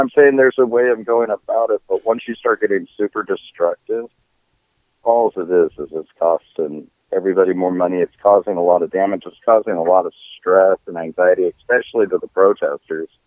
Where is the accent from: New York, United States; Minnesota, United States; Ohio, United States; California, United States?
Minnesota, United States; So I'm from Minnesota.